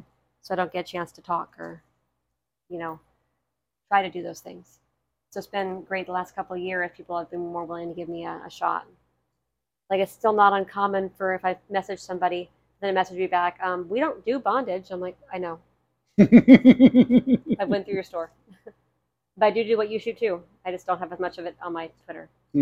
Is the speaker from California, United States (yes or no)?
no; Ohio, United States; accent: Ohio; I feel like the Ohio accent is so plain. {S1} Mm. {S2} You know, because growing up here, it's a very flat accent.